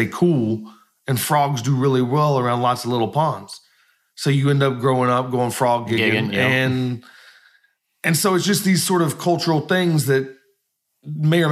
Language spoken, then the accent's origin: English; Washington County, Kentucky, United States; moved away as an adult; also born or lived in Lexington, Kentucky / Columbus, Indiana / Scotland / Chicago; I grew up in Washington County